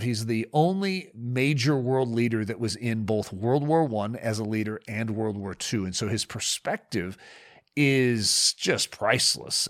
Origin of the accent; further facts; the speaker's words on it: United States; I'm from America